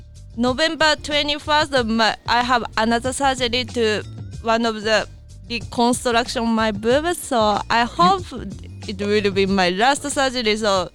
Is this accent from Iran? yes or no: no; Japan; English is a second language; now in United States